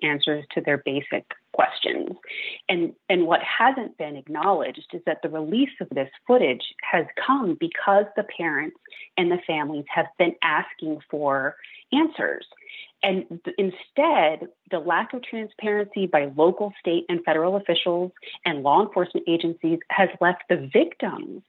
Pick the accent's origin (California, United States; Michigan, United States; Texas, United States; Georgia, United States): Texas, United States; Uvalde; I'm from Uvalde. It's my hometown. I was born and raised there, attended public schools all the way through